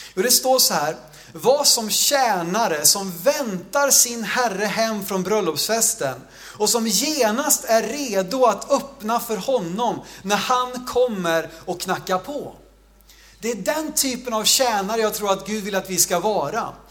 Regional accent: Sweden; jag växte upp i Jo

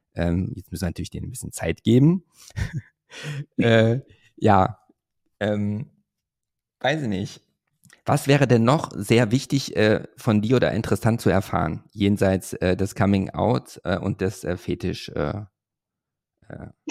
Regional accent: Hövelhof, North Rhine-Westphalia, Germany; ich komme ja aus Hövelhof, das ist ja bei Paderborn

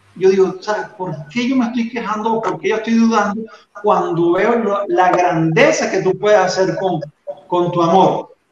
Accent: Venezuela; accent: Venezuelan; moved away as an adult; now in Colombia; yo vivo en Colombia, yo soy venezolano, entonces creo que se nota porque no, he perdido, a pesar de que tengo 10 años, no he perdido mi acento

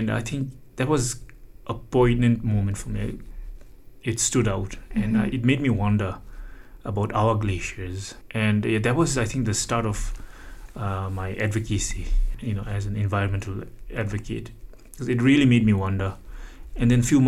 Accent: Pemagatshel, Bhutan; from the fourth grade onwards, I grew up in Pemagatsal

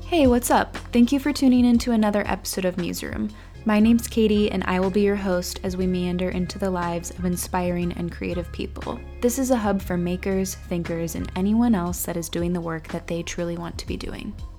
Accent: near Akron, Ohio, United States; I'm actually from a town a little bit outside of Akron, Ohio, and that's where I've lived my whole life until now

